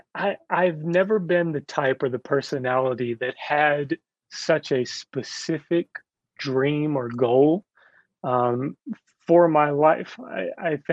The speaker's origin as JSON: {"language": "English", "region": "Kentucky", "country": "United States", "said": "I'm from Kentucky"}